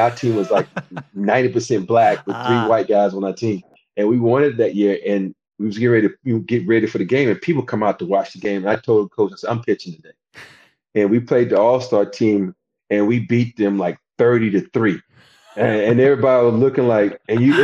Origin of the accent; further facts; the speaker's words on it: Andalusia, Alabama, United States; moved away as an adult; I grew up in a small town called Andalusia, Alabama